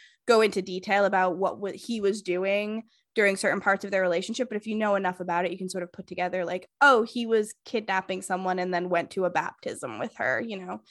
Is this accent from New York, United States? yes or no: no; Massachusetts, United States; Mine is blank city, Massachusetts